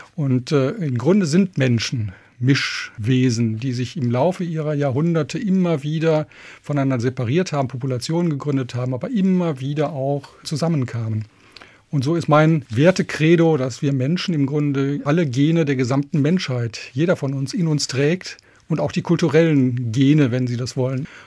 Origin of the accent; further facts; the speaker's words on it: Remscheid, North Rhine-Westphalia, Germany; moved away as an adult; also born or lived in Regensburg; ich bin ja aus Remscheid, das ist da in Nordrhein-Westfalen und ich bin dort auch schon immer als junger Jugendlicher eigentlich durch die Wälder gezogen